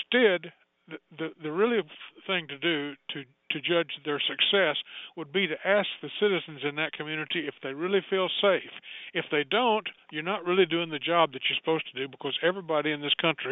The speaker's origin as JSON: {"language": "English", "country": "United States", "tie": "born or raised there", "also_born_or_lived": "Oklahoma", "said": "I grew up in Texas and Oklahoma in the 1940s and 50s"}